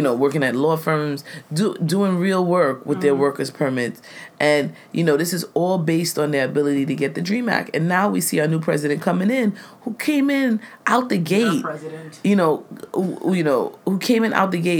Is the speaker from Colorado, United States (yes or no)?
no; New York City, New York, United States; I'm born in America. I've never known this concept of living in Trinidad or growing up in Trinidad